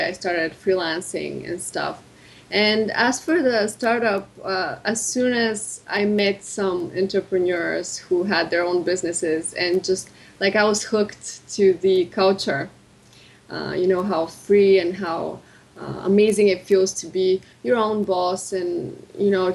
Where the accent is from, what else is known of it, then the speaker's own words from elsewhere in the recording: Bulgaria; moved away as an adult; also born or lived in Rome / England / United States; Right now I'm in Bulgaria. I was born and raised here.